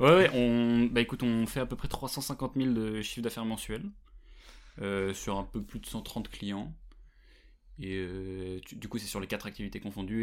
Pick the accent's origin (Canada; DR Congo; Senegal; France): France; Versailles, Île-de-France; j'ai grandi à Versailles